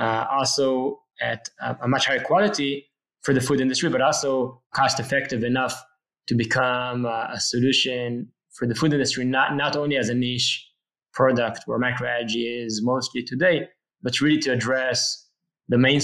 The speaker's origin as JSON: {"language": "English", "town": "Jerusalem", "region": "Jerusalem District", "country": "Israel", "tie": "born or raised there", "said": "I was born in Jerusalem, Israel, and actually I live now in a small town just outside of Jerusalem."}